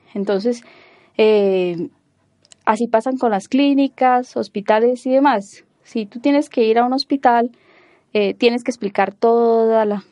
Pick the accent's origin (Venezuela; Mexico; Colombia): Colombia; Cúcuta, Norte de Santander; moved away as an adult; also born or lived in Bogotá, Colombia / Girona, Spain; yo soy bogotana, aunque no lo parezca. Eh, me dedico, soy ingeniero de sistemas. Eh, desde pequeña me fui a vivir a, Cúcuta